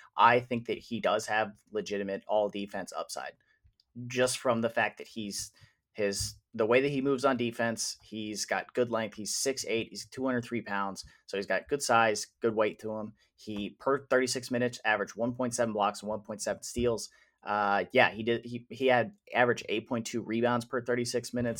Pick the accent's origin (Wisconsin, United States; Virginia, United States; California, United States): Wisconsin, United States; now in Indiana, United States; I am originally from Wisconsin